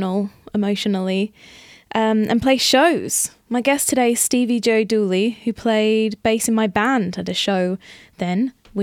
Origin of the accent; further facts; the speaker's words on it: Australia; I think, I wonder, because growing up in Australia, we had fruit trees in our backyard.